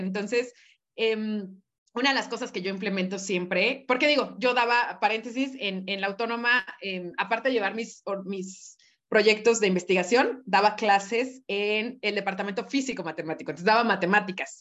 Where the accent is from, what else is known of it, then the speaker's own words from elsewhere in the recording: Mexico; lo afortunados que somos em, como mexicanos